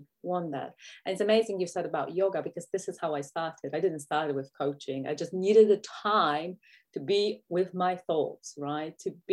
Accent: Poland; English is a second language; now in United Kingdom; I live in UK, but that's not my home country. My home country is Poland.

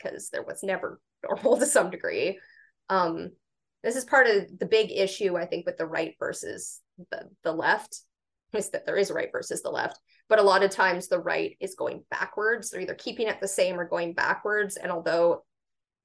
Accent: Canada; as a Canadian.

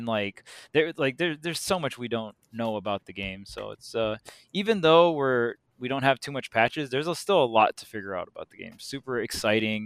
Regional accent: Hawaii, United States; I'm from Hawaii.

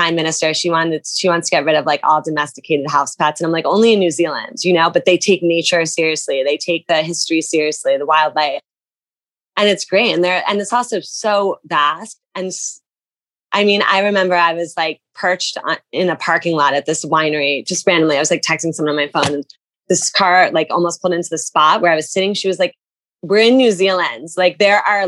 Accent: New Jersey, United States; I'm from New Jersey.

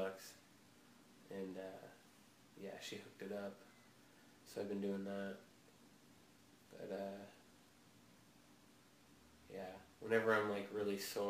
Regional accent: Eugene, Oregon, United States; We grew up in Eugene

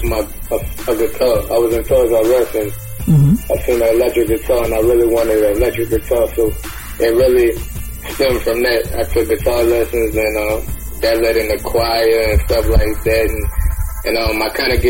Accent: Louisiana, United States; also born or lived in Guam / Philadelphia; I was raised in Louisiana, but I was born in Guam

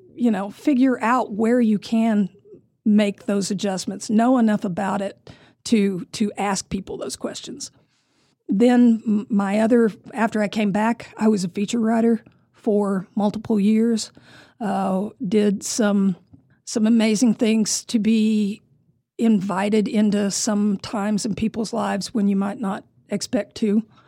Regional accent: Amarillo, Texas, United States; also born or lived in California; born and raised in Amarillo

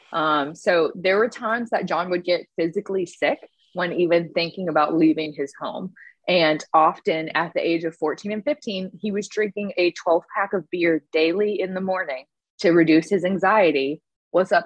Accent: Winston-Salem, North Carolina, United States; now in Florida, United States; Winston-Salem, North Carolina, my hometown

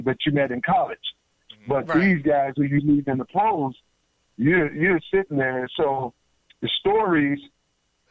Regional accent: United States; we Americans

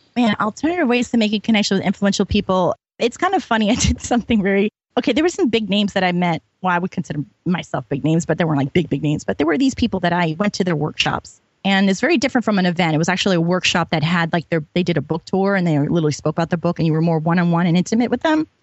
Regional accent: New York, United States; I'm from New York

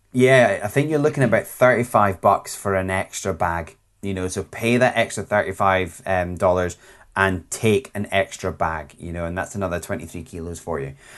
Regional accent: Scotland, United Kingdom

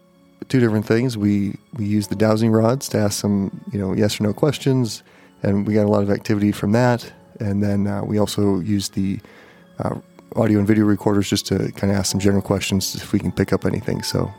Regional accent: Montana, United States; Growing up in Montana, you know, and going to school in Bozeman

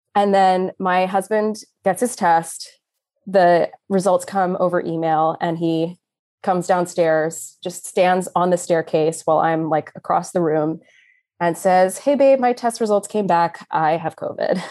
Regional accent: Austin, Texas, United States; moved away as an adult; now in Philadelphia, United States; I was born and raised in Austin, Texas, but I somehow got stuck here in Philly, P A, for the last twelve years or so

